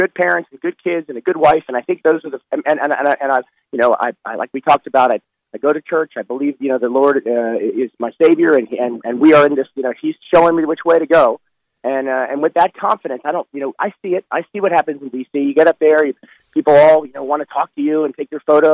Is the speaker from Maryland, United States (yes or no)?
yes; suburban Washington, Maryland, United States; moved away as an adult; also born or lived in Gainesville, Florida; now in Orlando, United States; I grew up in suburban Washington, actually. I grew up out in Maryland